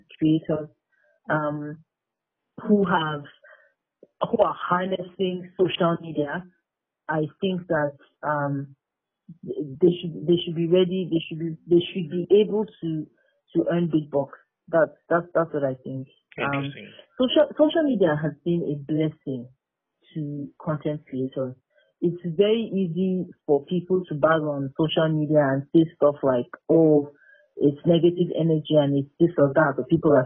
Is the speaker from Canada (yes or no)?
no; Nigeria; being a Nigerian, living in Nigeria